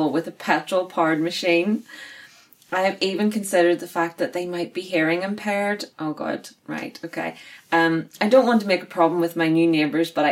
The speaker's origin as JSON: {"language": "English", "region": "Northern Ireland", "country": "United Kingdom", "said": "we are Northern Irish girls with weird accents"}